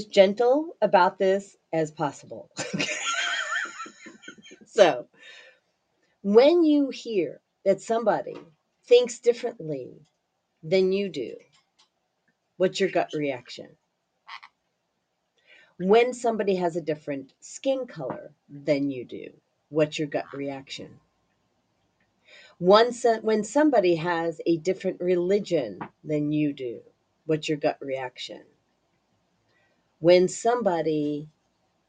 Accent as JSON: {"language": "English", "town": "Highland Park", "region": "Illinois", "country": "United States", "tie": "born or raised there", "also_born_or_lived": "Barrington Hills, Illinois", "said": "as a kid, I grew up in Highland Park, Illinois"}